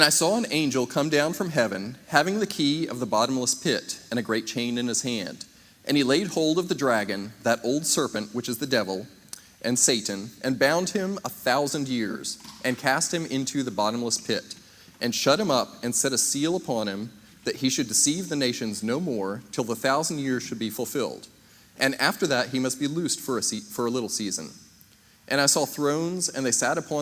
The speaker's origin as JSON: {"language": "English", "region": "Maryland", "country": "United States", "tie": "born or raised there", "said": "I was born up in Maryland in 1980"}